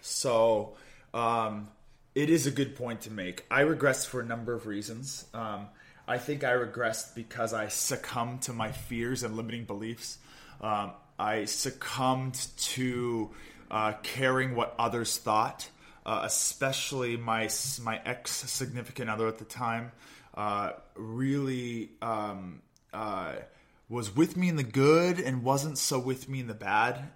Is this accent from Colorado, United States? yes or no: no; Olympia, Washington, United States; also born or lived in Midwest; I'm from Olympia, Washington. Uh, grew up just a, uh, a beautiful 30 minute drive south of where I met Catherine in Gig Harbor